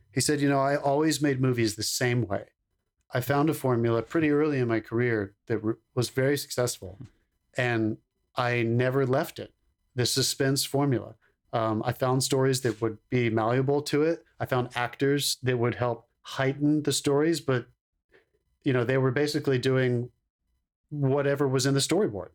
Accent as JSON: {"language": "English", "town": "Concord", "region": "North Carolina", "country": "United States", "tie": "born or raised there", "said": "first feature film that was filmed in my hometown"}